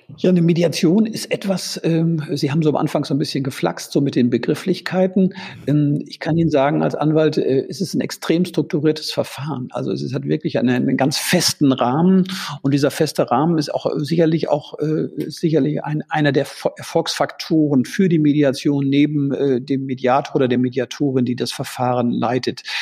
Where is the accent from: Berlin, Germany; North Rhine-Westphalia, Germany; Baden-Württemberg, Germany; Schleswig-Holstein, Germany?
North Rhine-Westphalia, Germany; Münster; ich komme gebürtig gebürtig aus Münster